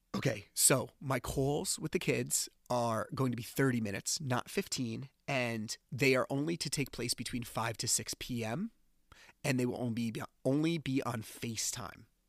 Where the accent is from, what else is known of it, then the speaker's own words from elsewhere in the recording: New Jersey, United States; I'm from New Jersey